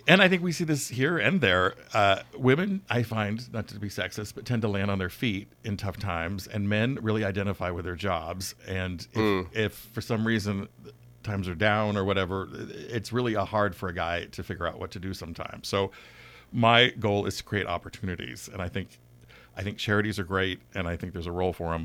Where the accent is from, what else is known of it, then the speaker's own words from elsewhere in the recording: Bay Area, California, United States; also born or lived in Los Angeles; now in Napa, United States; I grew up in the Bay Area